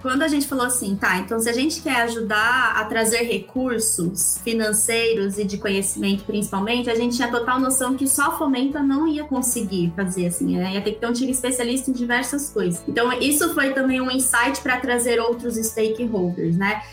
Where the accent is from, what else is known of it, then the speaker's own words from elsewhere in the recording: Campinas, São Paulo, Brazil; Eu sou de Campinas